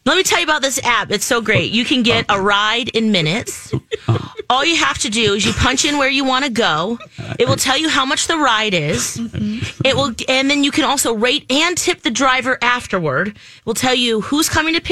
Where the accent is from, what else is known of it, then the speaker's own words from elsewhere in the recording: Philippines; I'm Filipino